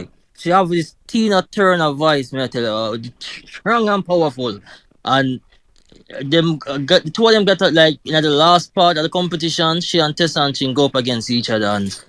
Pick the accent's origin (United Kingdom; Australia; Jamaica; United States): Jamaica; we know we are Jamaican, we take we pride now with Jamaican, fellow Jamaican